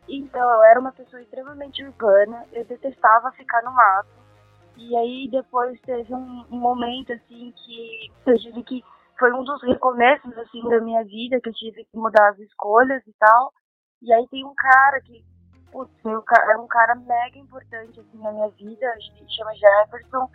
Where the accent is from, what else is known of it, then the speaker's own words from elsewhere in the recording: Brazil; also born or lived in Japan; Quando eu saí do Brasil